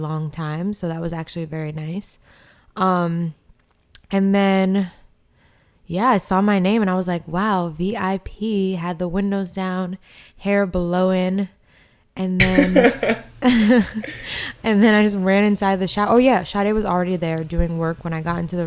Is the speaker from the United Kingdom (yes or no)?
no; New York City, New York, United States; as a New Yorker